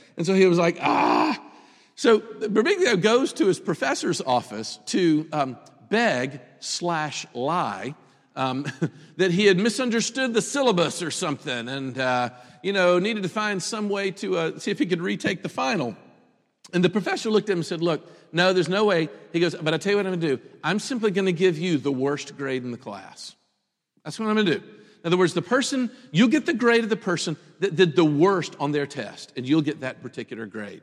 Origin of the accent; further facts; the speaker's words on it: Memphis, Tennessee, United States; moved away; I grew up in Memphis